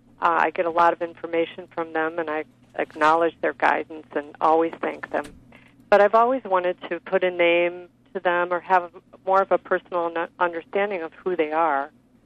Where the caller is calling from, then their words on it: Agoura Hills, California, United States; I'm calling from Agoura Hills, California.